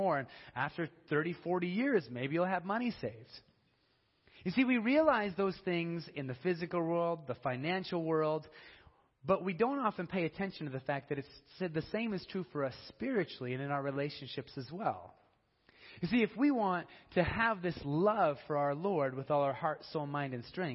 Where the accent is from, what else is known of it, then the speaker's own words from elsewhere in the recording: Denver, Colorado, United States; I'm from Colorado. I'm from Denver